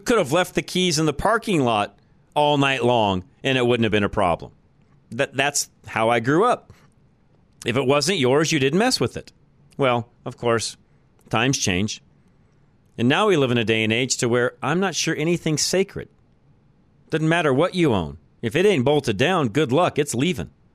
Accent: Boulder, Colorado, United States; I grew up in Boulder, Colorado, and I remember being a young kid

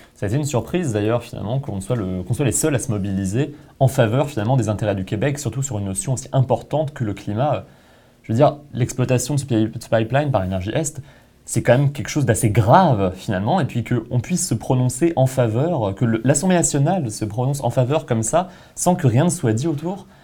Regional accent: France; moved away; En tant que Français

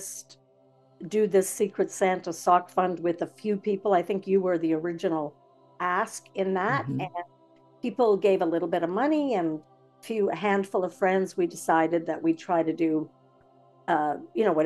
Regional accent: Napanee, Ontario, Canada; I grew up in Napanee

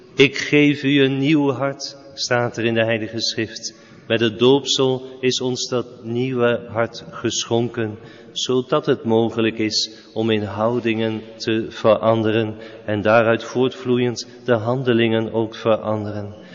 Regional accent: Netherlands; wij als Nederlanders

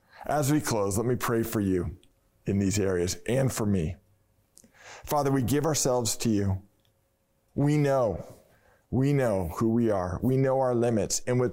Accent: Marin, California, United States; growing up in Marin, my family, because my dad worked in West Oakland, were season ticket holders to the Oakland Raiders.

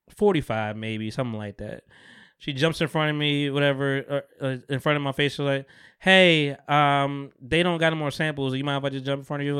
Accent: Bogota, New Jersey, United States; my hometown 'cause it's where I'm from, Bergen County

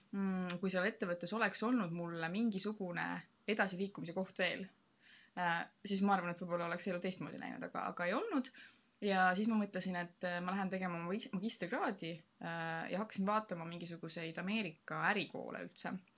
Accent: Estonia; ma olen Ida-Euroopast, Eestist

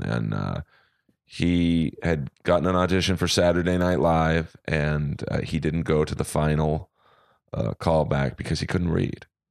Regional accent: Los Angeles, California, United States; I grew up in Bel Air.

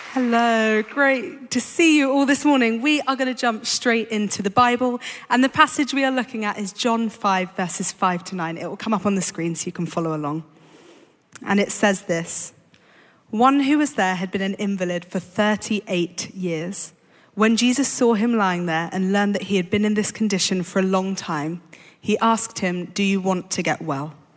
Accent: London, United Kingdom; I grew up in London

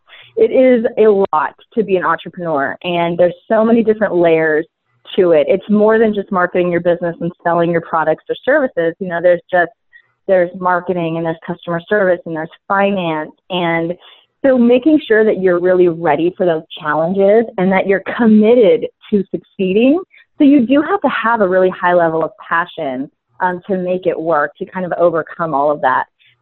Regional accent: San Francisco Bay Area, California, United States; I am from the San Francisco Bay Area, born and raised, still here

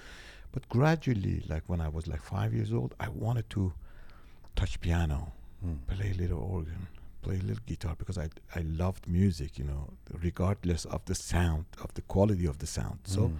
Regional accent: Tehran Province, Iran; God, for an 8 years old kid, Iranian.

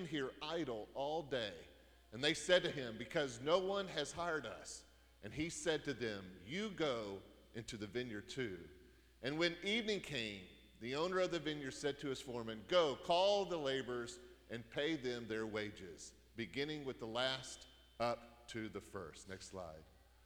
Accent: United States; we're Americans

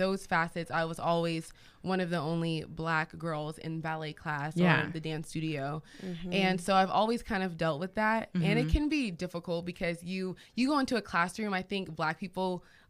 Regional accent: Federal Way, Washington, United States; also born or lived in Tacoma, Washington / University Place, Washington / Renton, Washington; Mm-hmm. I'm 24 years old. I was raised in Federal Way.

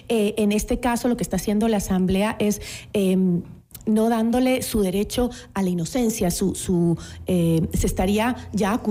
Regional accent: Ecuador

